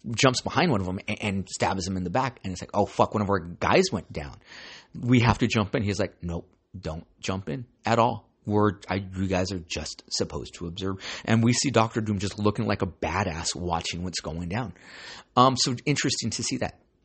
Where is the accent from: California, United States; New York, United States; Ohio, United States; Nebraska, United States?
California, United States; Santa Ana; I grew up in San Ana, so you gotta be street smart.